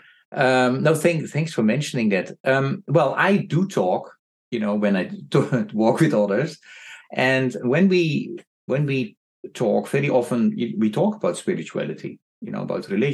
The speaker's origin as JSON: {"language": "English", "country": "Netherlands", "also_born_or_lived": "Indonesia", "moved": "as an adult", "lives_now": "New York, United States", "said": "I come from Netherlands, where you can walk from the east to the west coast"}